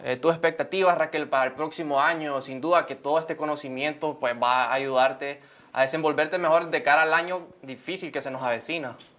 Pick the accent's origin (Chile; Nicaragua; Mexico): Nicaragua